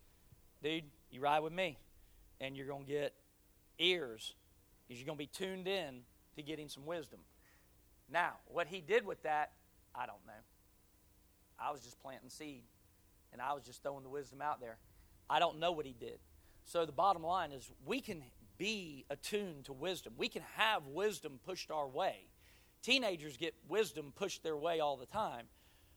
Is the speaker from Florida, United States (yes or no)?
yes; Pensacola, Florida, United States; moved away as an adult; now in Jacksonville, United States; I was born here in Jacksonville, NAS, but at three, my dad moved to his last duty station, which was Pensacola, so that's where I grew up. I call that my hometown still